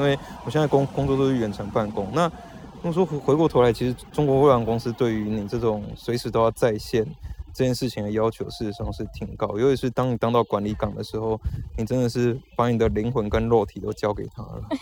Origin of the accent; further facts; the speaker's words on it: Taiwan; moved away as an adult; 我小时候在台湾长大的时候